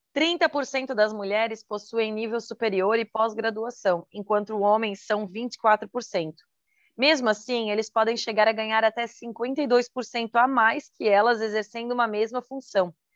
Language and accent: Portuguese; Santa Catarina, Brazil; sou de Santa Catarina